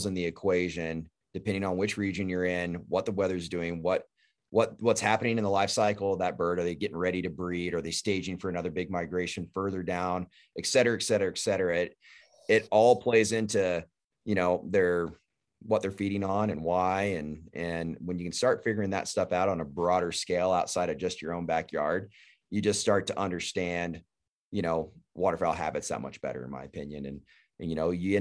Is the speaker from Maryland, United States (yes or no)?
no; Texas, United States; I grew up in Texas